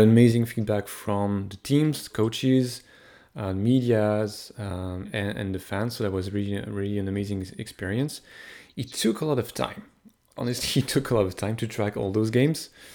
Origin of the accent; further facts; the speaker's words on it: France; moved away as an adult; now in Montreal, Canada; I was born in France, but I, I live in Montreal since, I've been living in Montreal since twenty eleven, ten years now